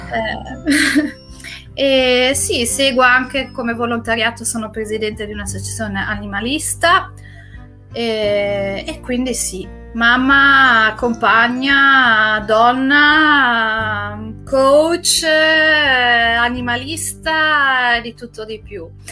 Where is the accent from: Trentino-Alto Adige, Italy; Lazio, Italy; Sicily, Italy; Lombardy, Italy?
Trentino-Alto Adige, Italy; sia io che Francesca, eh, siamo, veniamo dall'Alto Adige